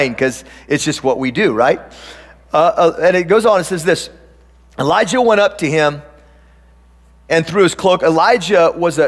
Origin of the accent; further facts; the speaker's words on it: Tillamook, Oregon, United States; moved away; I grew up on a farm, and I grew up in Tillamook, Oregon.